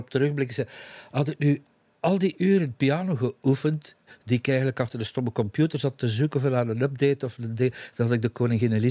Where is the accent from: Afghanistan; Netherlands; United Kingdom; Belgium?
Belgium; East Flanders; eigenlijk de koers heb ik van kinds af aan. Ik ben een kind van de Vlaamse Ardennen.